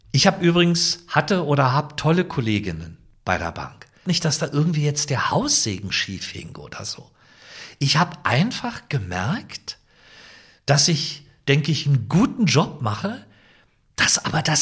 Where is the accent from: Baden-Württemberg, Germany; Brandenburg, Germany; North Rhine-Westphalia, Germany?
Brandenburg, Germany; Potsdam; Open Air in Potsdam machen. Ist ja meine Heimatstadt